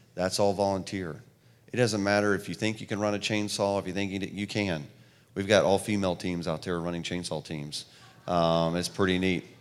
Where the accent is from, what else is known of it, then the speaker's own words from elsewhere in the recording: the South, United States; also born or lived in New York; I'm from the South, clearly the way I talk